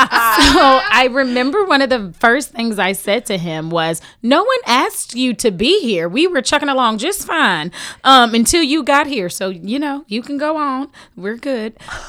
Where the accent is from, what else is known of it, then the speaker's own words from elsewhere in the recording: Houston, Texas, United States; I'm from Houston, Texas.